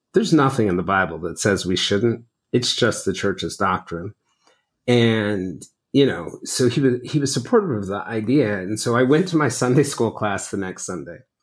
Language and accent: English; the South, United States; a black family growing up in the South